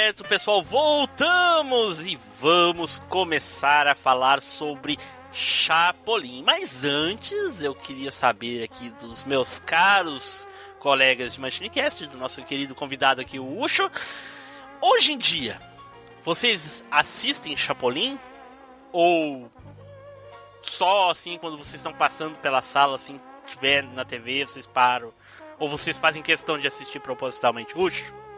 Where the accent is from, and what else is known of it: São Paulo, Brazil